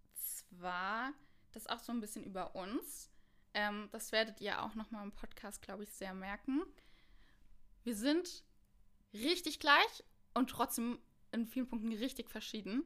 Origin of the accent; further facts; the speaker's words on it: Mainz, Rhineland-Palatinate, Germany; moved away as an adult; now in Cologne, Germany; Ich komme eigentlich aus Mainz und ich wohne schon seit ähm, knapp vier